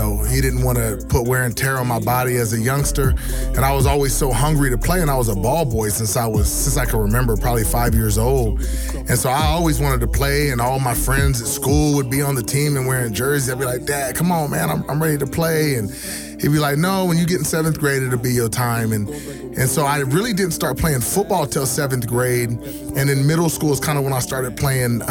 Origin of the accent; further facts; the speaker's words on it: Tracy, California, United States; Raised in a small town in Tracy, California.